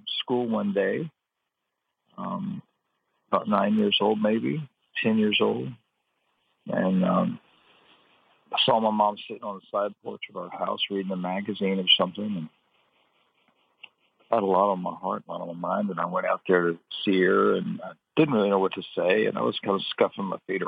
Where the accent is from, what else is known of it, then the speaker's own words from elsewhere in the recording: Atlanta, Georgia, United States; also born or lived in Aiken, South Carolina; I'm originally from Aiken, South Carolina. And when I was 8 years old, my family moved to the Atlanta area.